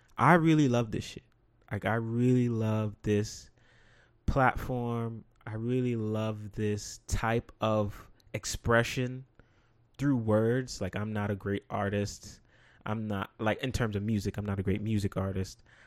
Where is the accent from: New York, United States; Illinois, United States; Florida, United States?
New York, United States; New York City; to be from the Bronx